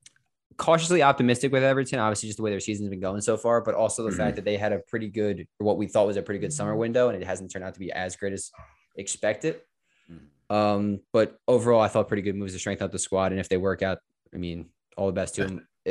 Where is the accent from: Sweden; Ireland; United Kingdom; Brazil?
Ireland; I'm Irish.